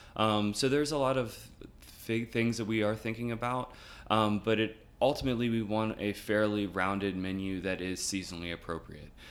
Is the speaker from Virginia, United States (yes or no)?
yes; Chesterfield, Virginia, United States; also born or lived in Newport News; now in Richmond, United States; I was born in Virginia Beach, uh, moved from Virginia Beach to, uh, Chesterfield when I was about eight, um, and lived in Chesterfield until I went to college